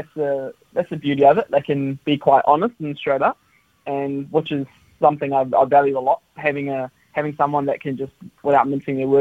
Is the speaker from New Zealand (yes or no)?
yes; Wellington, New Zealand; I'm Kiwi through and through, born in Wellington